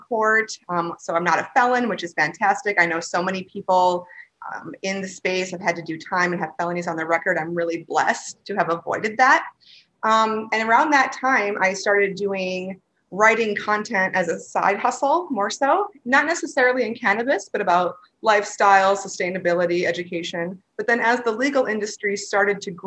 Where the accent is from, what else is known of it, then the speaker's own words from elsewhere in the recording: Wisconsin, United States; moved away as an adult; also born or lived in Amsterdam / Minneapolis; I'm from Wisconsin originally, and kind of grew up in the old school Wisconsin way